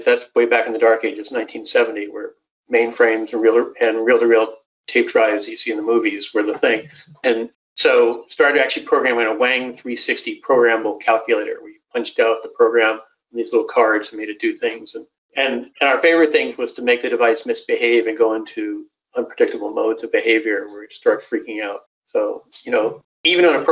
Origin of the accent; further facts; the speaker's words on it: Southern California, United States; moved away as an adult; also born or lived in Wisconsin; now in Madison, United States; I grew up in Southern California, so halfway between Disneyland and Knott's Berry Farm